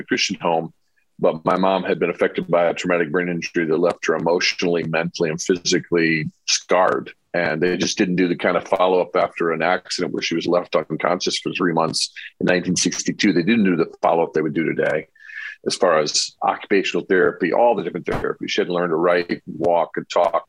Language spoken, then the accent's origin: English; Mishawaka, Indiana, United States; that church I grew up in Northern Indiana